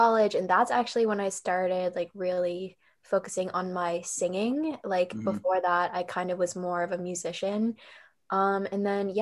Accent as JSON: {"language": "English", "town": "Wilmington", "region": "Massachusetts", "country": "United States", "tie": "born or raised there", "also_born_or_lived": "North End, Boston", "said": "I grew up in Wilmington, Massachusetts"}